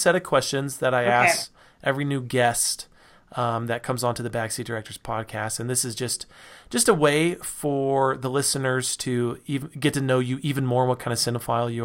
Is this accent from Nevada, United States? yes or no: yes; Reno, Nevada, United States; now in Utah, United States; I grew up in Reno, Nevada.